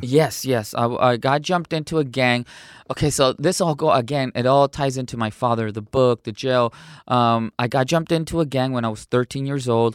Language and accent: English; San Diego, California, United States; also born or lived in Cotija, Michoacán, Mexico; I was raised in San Diego, California